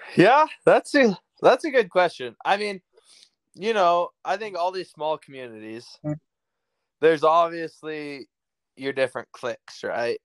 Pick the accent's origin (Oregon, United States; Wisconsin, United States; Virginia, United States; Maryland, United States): Oregon, United States; Salem; now in Broadus, United States; I grew up in the capital of Oregon, Salem.